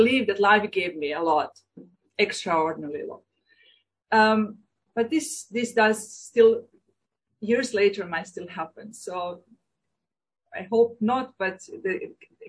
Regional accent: Croatia; moved away as an adult; Croatia is my home country. I don't have any other. But I belong to a Serbian minority in Croatia

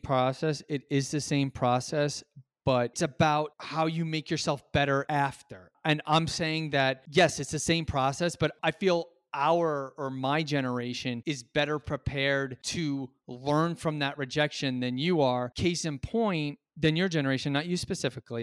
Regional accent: New York City, New York, United States; I'm a New Yorker

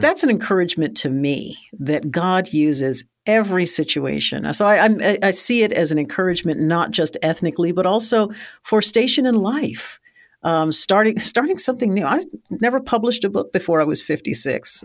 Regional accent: United States; I'm an American descendant of African American, uh, enslaved people

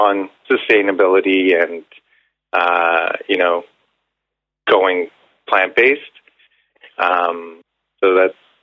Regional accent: Ontario, Canada; now in Vancouver, Canada; I'm originally from Ontario

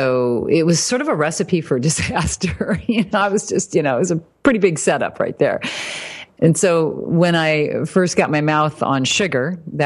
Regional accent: Fort Wayne, Indiana, United States; moved away; I was raised in Indiana, Fort Wayne. So Midwest

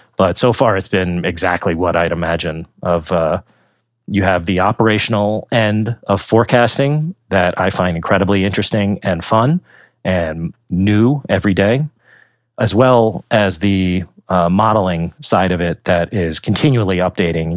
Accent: Pennsylvania, United States; moved away as an adult; also born or lived in Virginia / New Jersey / San Diego / New York; I grew up in Pennsylvania

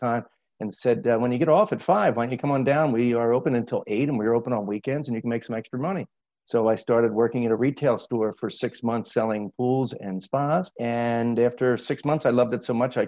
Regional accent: North Wildwood, New Jersey, United States; moved away as an adult; I grew up in South Jersey at a small beach town called North Wildwood. It's at the southern tip of New Jersey.

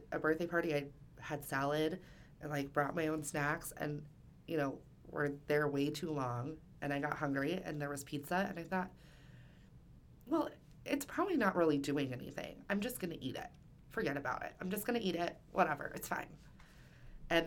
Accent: Midwest, United States; I'm from the Midwest

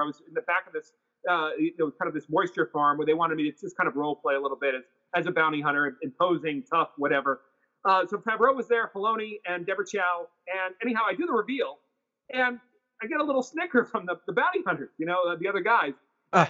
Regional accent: New York, United States; I'm from New York

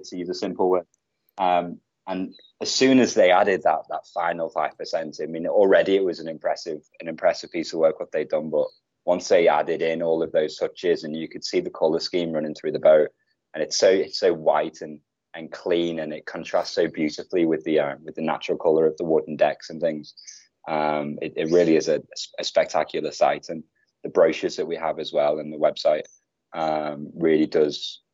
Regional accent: Liverpool, North West England, United Kingdom; moved away as an adult; now in Bali, Indonesia; I'm from Liverpool

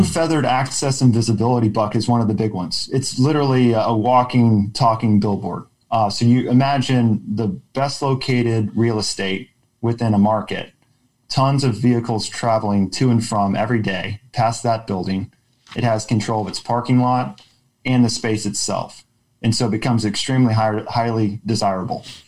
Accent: Austin, Texas, United States; also born or lived in Oklahoma; I grew up in Austin

